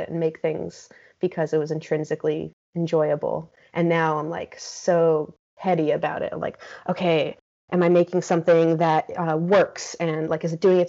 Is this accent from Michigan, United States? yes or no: no; Teaneck, New Jersey, United States; moved away as an adult; now in St. Louis, United States; been raised in Teaneck and, you know, spent the first 18 years of my life there.